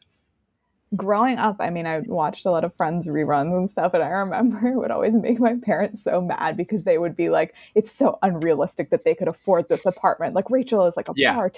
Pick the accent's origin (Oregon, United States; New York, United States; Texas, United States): New York, United States; New York City; now in Palo Alto, United States; I'm from New York